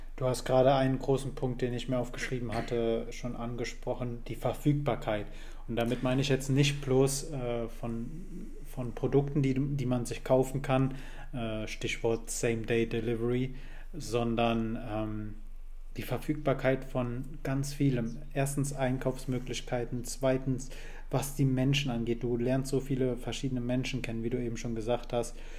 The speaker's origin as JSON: {"language": "German", "area": "a village on the Moselle", "region": "Rhineland-Palatinate", "country": "Germany", "tie": "born or raised there", "also_born_or_lived": "Koblenz", "said": "meine Hut ist ein Dorf an der Mosel mit 749 Einwohnern äh, in Rheinland-Pfalz"}